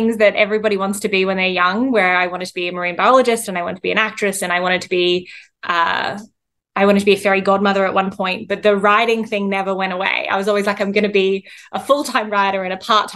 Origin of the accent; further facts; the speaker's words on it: Central Coast, New South Wales, Australia; moved away as an adult; also born or lived in Wollongong / Miami / Sydney; local artists from my hometown